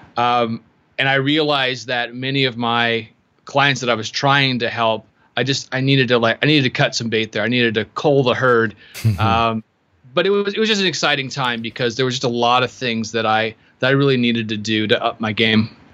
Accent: Seattle, Washington, United States; I am from Seattle

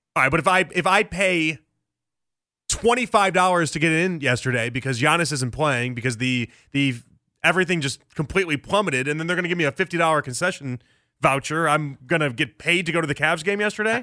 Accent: Chicago, Illinois, United States; I grew up in Chicago in the nineties

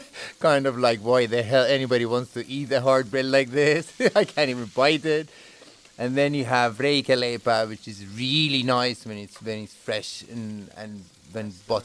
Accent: Finland; also born or lived in Tehran, Iran / Beijing, China / Islamabad, Pakistan / Karachi, Pakistan; I'm originally from Tehran, Iran. I've lived most of my life in Finland, but before that in China, in Beijing, and before that in Pakistan, Islamabad, and Karachi. My family is Persian

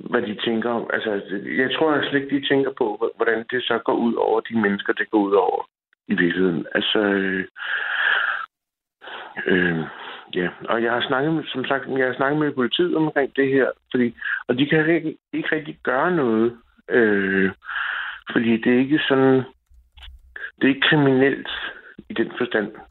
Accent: Copenhagen, Capital Region of Denmark, Denmark; moved away as an adult; also born or lived in a small town in South Jutland; now in South Jutland, Denmark; jeg kommer fra København, og jeg har det her sprog. Jeg taler på den her måde, som jeg nu gør.

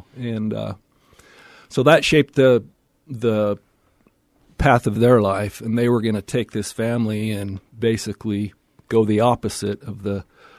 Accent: Salt Lake City, Utah, United States; So I grew up down here in Salt Lake, out in the Willow Creek area, and my dad was a dentist

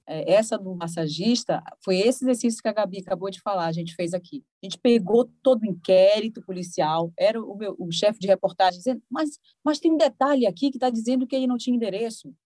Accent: Belém, Pará, Brazil; moved away as an adult; now in Recife, Brazil; eu sou de Belém

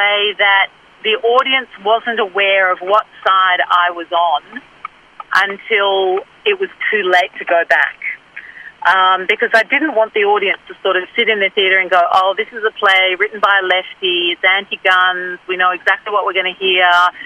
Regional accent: Australia; I'm an Australian

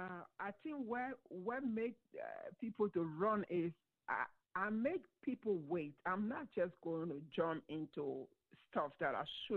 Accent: Liberia; I'm from Liberia, West Africa.

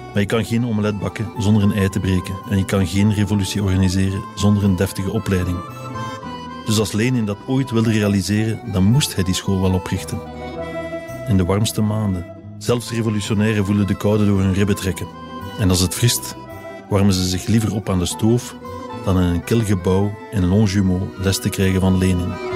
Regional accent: Drongen, Flanders, Belgium; Als kind woonde ik in Drongen, bij Gent.

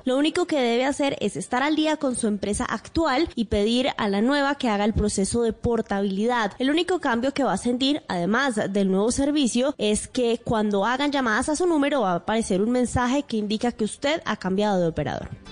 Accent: Colombian Caribbean coast, Colombia; accent: costeño; mi acento costeño

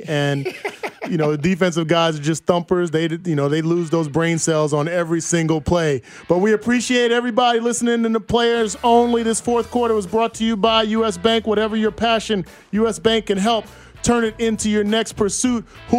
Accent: New York, United States; It was against my home state New York Giants here at Arrowhead Stadium.

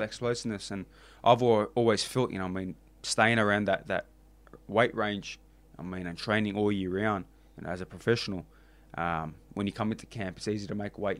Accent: Australia; I'm the Aussie guy

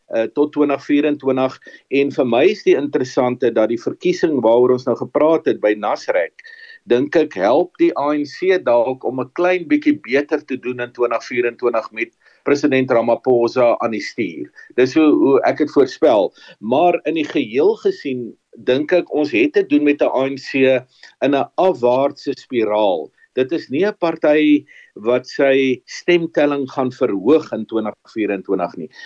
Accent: South Africa

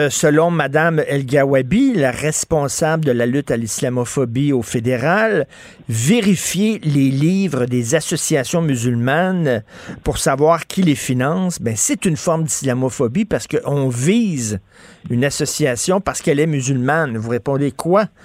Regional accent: Canada; on est dans le Canada euh, par dépit. C'est pas notre choix, mais on est Canadien jusqu'à preuve du contraire.

